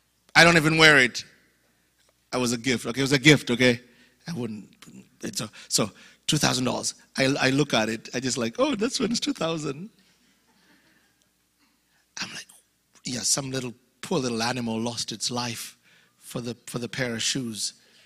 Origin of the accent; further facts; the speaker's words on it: Louisiana, United States; I'm Cajun. We do this.